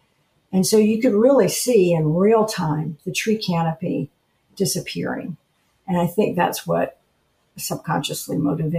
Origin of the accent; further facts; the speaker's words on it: Atlanta, Georgia, United States; moved away as an adult; also born or lived in Washington, D.C. / Delaware / Florida; now in Ponce Inlet, United States; I was raised in Atlanta, Georgia, before it became such a huge city. It was still kind of a big, small town at that point.